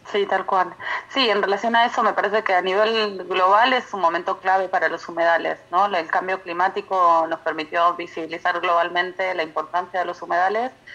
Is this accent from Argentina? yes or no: yes; Patagonia, Argentina; now in Paraná Delta, Argentina; soy patagónica, entonces también vengo de otras zonas geográficas